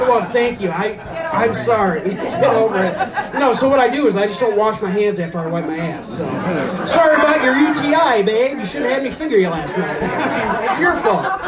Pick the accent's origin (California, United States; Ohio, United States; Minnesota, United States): Ohio, United States; Fairport Harbor; now in Painesville, United States; I'm from Fairport Harbor